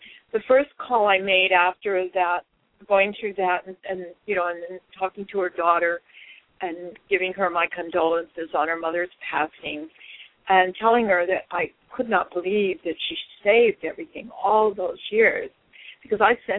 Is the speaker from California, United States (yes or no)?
no; Hawaii, United States; moved away; We grew up in Hawaii together.